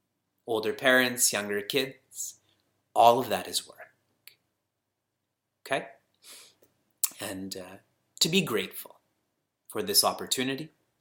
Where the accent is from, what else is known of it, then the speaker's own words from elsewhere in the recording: Canada; And I know him, and I was born and raised in Canada, so I know the culture also.